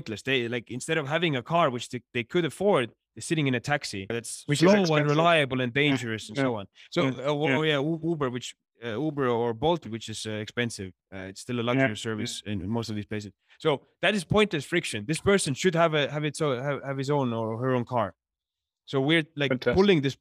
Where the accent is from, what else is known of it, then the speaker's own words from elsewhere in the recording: Estonia; moved away as an adult; now in Johannesburg, South Africa; to be from Estonia